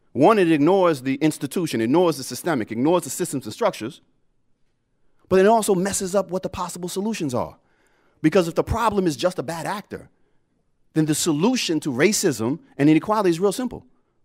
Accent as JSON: {"language": "English", "region": "Ohio", "country": "United States", "tie": "born or raised there", "said": "You know, I grew up poor in Southeast Ohio. We didn't even have well water."}